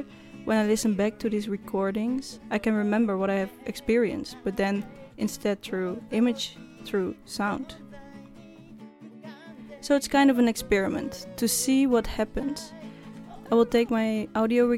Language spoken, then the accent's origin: English; Netherlands; I'm from Holland